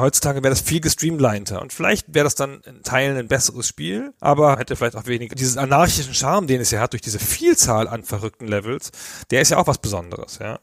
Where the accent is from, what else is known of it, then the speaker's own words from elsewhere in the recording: Karlsruhe, Baden-Württemberg, Germany; ich komme aus Karlsruhe